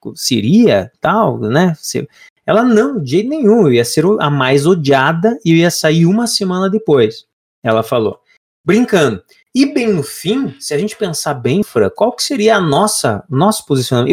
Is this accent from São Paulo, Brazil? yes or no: no; Lapa, Paraná, Brazil; Eu sou da cidade da Lapa, interior